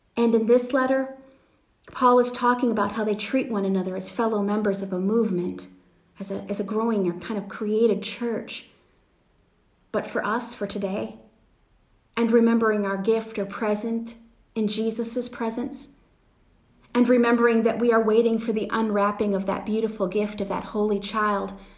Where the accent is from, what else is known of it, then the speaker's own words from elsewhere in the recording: Wisconsin, United States; now in Pennsylvania, United States; I grew up in Wisconsin